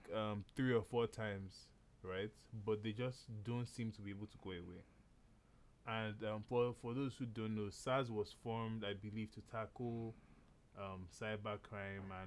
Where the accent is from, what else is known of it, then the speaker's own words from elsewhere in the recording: Nigeria; growing up in Nigeria